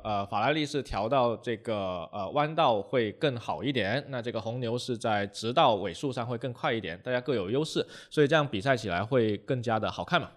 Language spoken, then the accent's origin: Chinese; China; F1 对于我们中国人来说